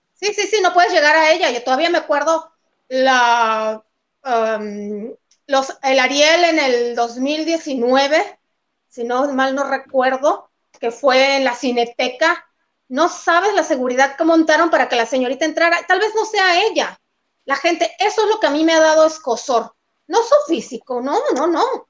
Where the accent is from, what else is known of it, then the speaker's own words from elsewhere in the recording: Mexico; Somos mestizos los mexicanos